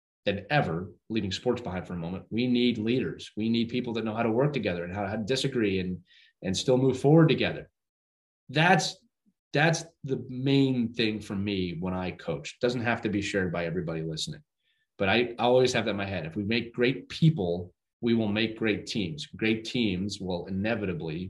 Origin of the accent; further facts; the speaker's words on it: Northeast, United States; I'm from the Northeast